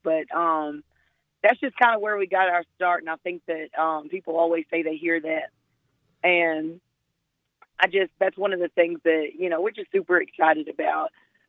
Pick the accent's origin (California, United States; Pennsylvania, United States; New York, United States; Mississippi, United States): Mississippi, United States; And you know, we're from Mississippi, but we actually started out musically in New Orleans.